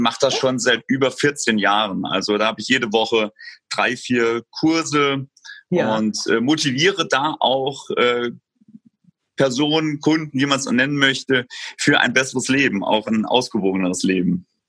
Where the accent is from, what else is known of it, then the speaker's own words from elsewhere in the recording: Saarbrücken, Saarland, Germany; also born or lived in Lübeck; Ich komme aus Saarbrücken, der Landeshauptstadt des Saarlandes